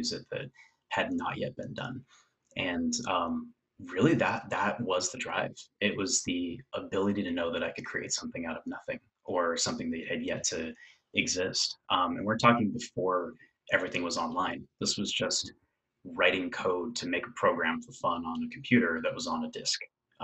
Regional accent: West Covina, California, United States; moved away as an adult; now in Bay Area, United States; I was born in West Covina, California. So Southern California, kind of outside of Los Angeles area. Lived there for quite a bit of my life

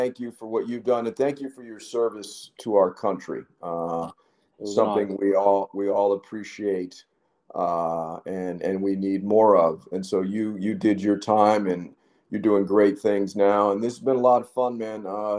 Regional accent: Canada; You know, I'm from Canada, you know, please.

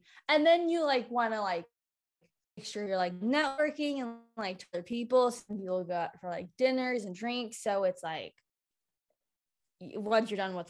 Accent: California, United States; I was like born and raised in California

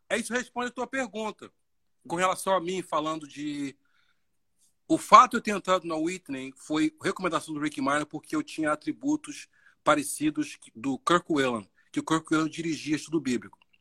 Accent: Baixada Fluminense, Rio de Janeiro, Brazil; moved away as an adult; de onde eu vim, da Baixada

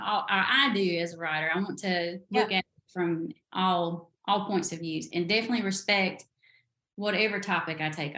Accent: the South, United States; in the South, we have our own language.

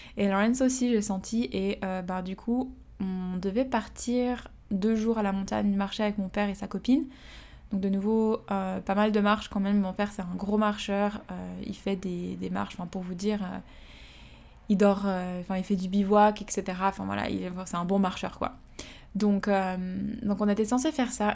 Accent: Switzerland; moved away as an adult; now in Australia; Je suis partie de la Suisse en janvier deux mille dix-neuf

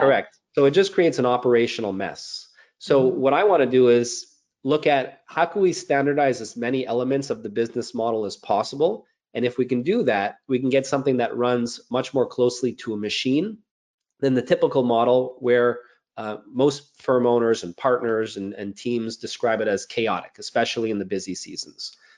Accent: Montreal, Quebec, Canada; I'm a CPA, born and raised in Montreal, Canada

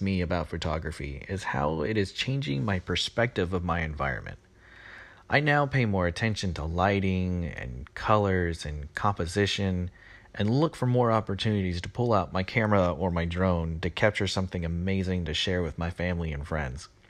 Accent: Texas, United States; I'm from Texas

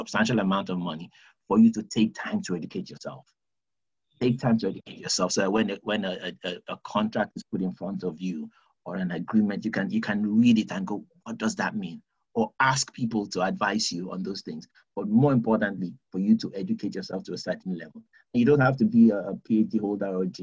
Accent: United Kingdom

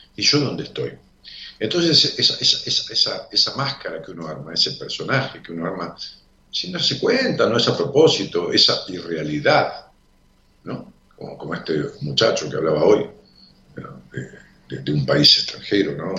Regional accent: La Matanza, Buenos Aires Province, Argentina; yo nací en la Matanza y crecí ahí, en Raúl Mejía.

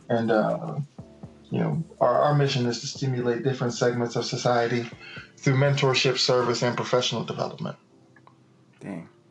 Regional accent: Miami, Florida, United States; moved away as an adult; also born or lived in Key West, Florida; now in Tallahassee, United States; I was born in Key West, raised in Miami Dade County, at 305 Dade County

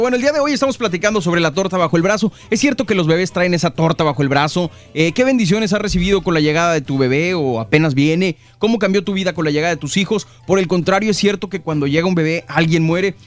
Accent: Mexico; now in Los Angeles, United States; los millennials mexicanos

